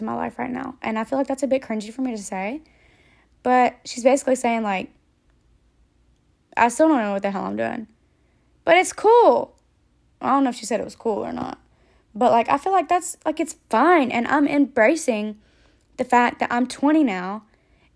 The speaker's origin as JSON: {"language": "English", "region": "Georgia", "country": "United States", "moved": "yes", "said": "I'm from Georgia"}